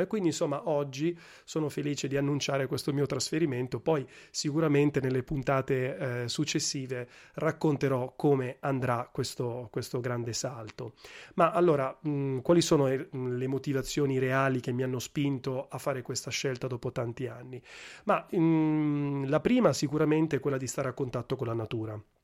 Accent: Milan, Lombardy, Italy; moved away as an adult; also born or lived in Gela / Sassari; now in Rome, Italy; in realtà sono cresciuto a Milano

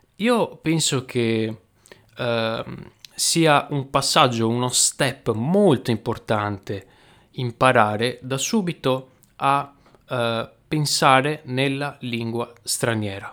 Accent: Veneto, Italy; accent: Venetian dialect; nel mio dialetto, che è il dialetto veneto

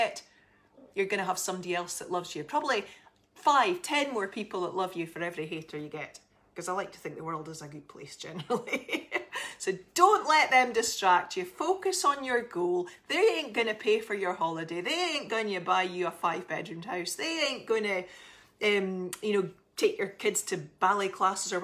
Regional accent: Aberdeen, Scotland, United Kingdom; I am from Scotland, in case you didn't gather, and right up north in Aberdeen.

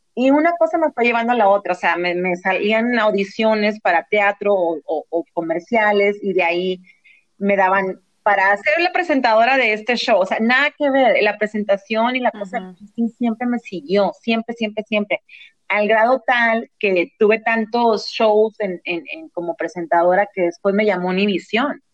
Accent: Mexico; also born or lived in San Diego, United States; now in Los Angeles, United States; nunca piensan que soy de México

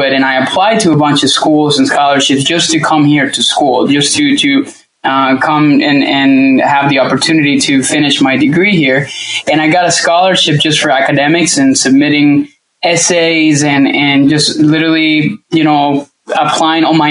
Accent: Venezuela; English is a second language; moved away as an adult; also born or lived in Indiana; now in United States; I'm originally from Venezuela. I actually grew up there my whole entire life up until I was closer to 18 years old.

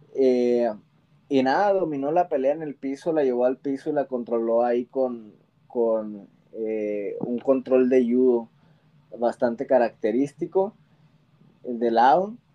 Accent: Mexico; tenemos los mexicanos

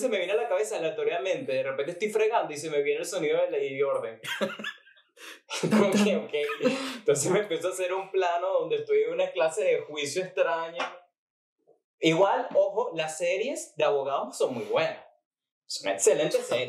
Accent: Maracay, Aragua, Venezuela; yo tenía que viajar de Maracay a Valencia

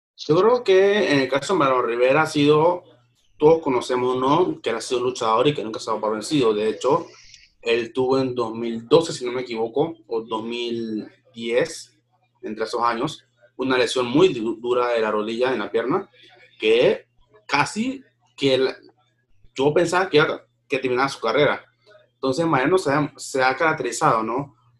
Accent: Panama

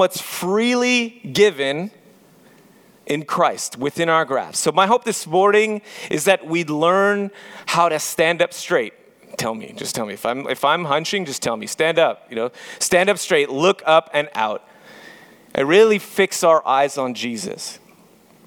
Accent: Montreal, Quebec, Canada; moved away; I'm actually from Montreal, Quebec

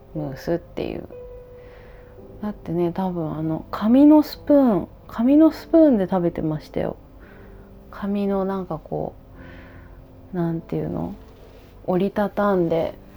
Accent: Kumamoto, Japan; あそう熊本出身なんですけどね私ね

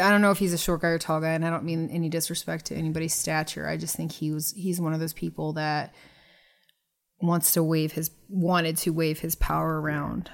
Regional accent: Florida, United States; I'm really from Florida

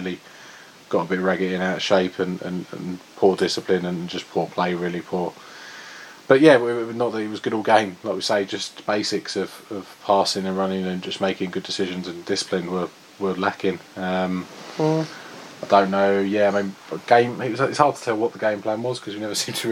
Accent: England, United Kingdom; as an Englishman

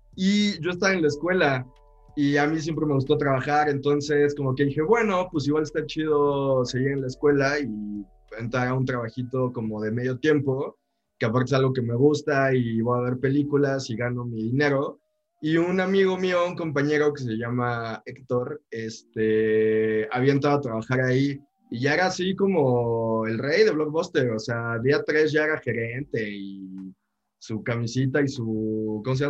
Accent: Mexico City, Mexico; Y yo soy acá chilango, está acá en Ciudad de México

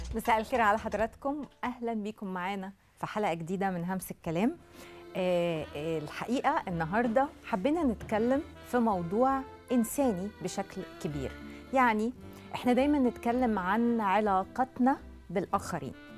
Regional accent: Egypt; احنا مثلا كمصريين

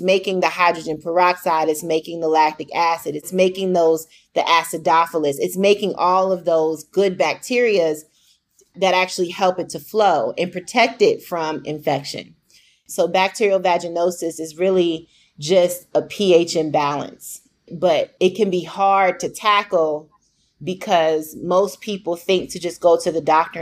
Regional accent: Phoenix, Arizona, United States; also born or lived in Virginia / DMV area; I grew up in Phoenix, North Phoenix

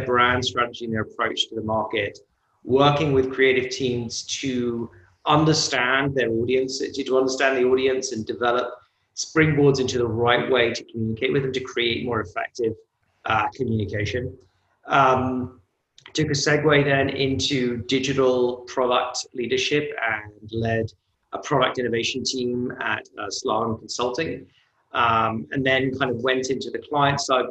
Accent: United Kingdom; moved away as an adult; also born or lived in New York; now in United States; I'm British, but I'm also American because my mother's originally from New York

